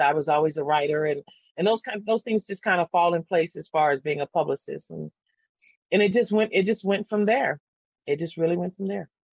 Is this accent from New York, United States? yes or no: no; San Antonio, Texas, United States; I never moved. I never left. And I grew up on the East Side